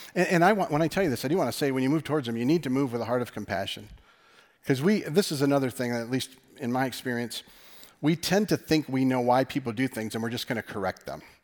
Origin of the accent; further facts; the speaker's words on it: West Michigan, United States; us being from West Michigan